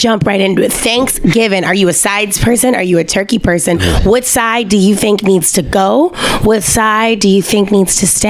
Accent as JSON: {"language": "English", "region": "Louisiana", "country": "United States", "tie": "born or raised there"}